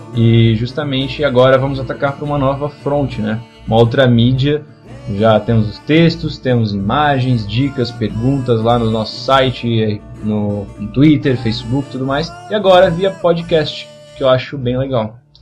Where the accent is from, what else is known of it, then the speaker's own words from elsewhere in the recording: Blumenau, Santa Catarina, Brazil; a gente é de Blumenau, Santa Catarina